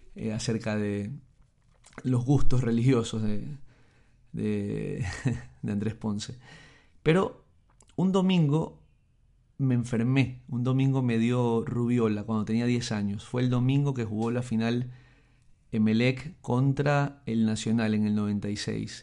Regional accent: Guayaquil, Guayas, Ecuador; Soy de la costa, soy, soy guayaquileño, a pesar de que muchos piensan que soy de Chone.

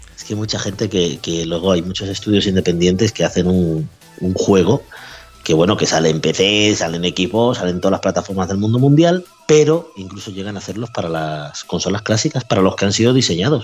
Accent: Spain; Yo soy español, español

